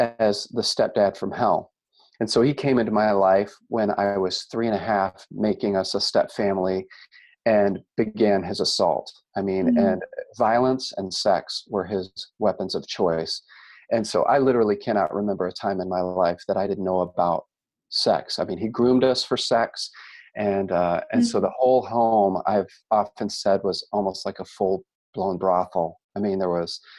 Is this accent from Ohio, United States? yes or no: yes; Cleveland, Ohio, United States; moved away as an adult; now in Carmel, United States; I was raised near Cleveland, Ohio